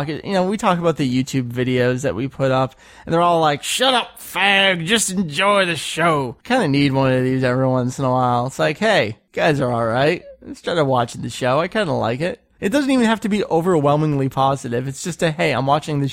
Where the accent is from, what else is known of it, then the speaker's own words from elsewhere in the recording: United States; I'm an American